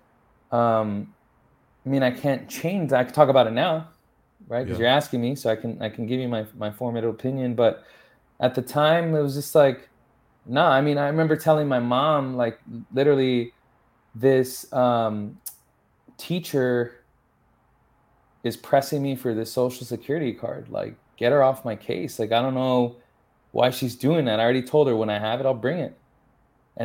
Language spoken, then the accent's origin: English; San Antonio, Texas, United States; first language English; also born or lived in Los Angeles / Austin; I grew up in San Antonio, all around the city, basically. So San Antonio streets made me and raised me